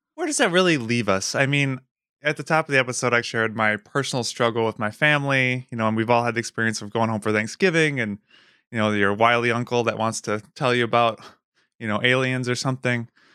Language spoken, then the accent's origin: English; Wisconsin, United States; moved away as an adult; I grew up in Wisconsin